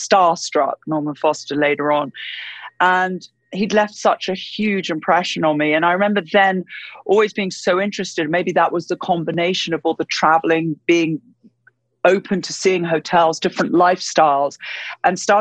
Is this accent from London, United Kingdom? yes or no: yes; London, United Kingdom; I was born in London, in the UK, and I grew up essentially in London